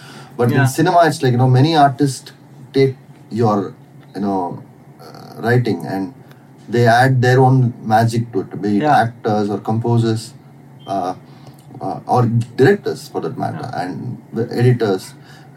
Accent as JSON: {"language": "English", "town": "Chittoor", "region": "Andhra Pradesh", "country": "India", "tie": "born or raised there", "also_born_or_lived": "Chennai / Bangalore", "moved": "yes", "said": "I was born in Chennai, and I was in, because Chennai is my mom's hometown. But we were based out of Chittur in Andhra. So I grew up there."}